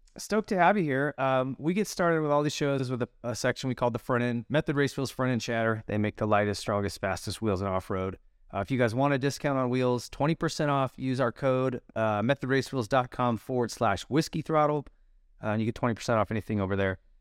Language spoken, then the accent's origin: English; Montana, United States; I'm from Montana